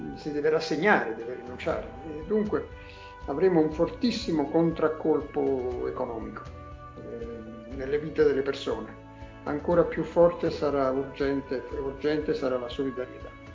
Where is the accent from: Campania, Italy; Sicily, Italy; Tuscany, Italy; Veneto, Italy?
Campania, Italy; Naples; first language Neapolitan; Italian is a second language; Io sono nato a Napoli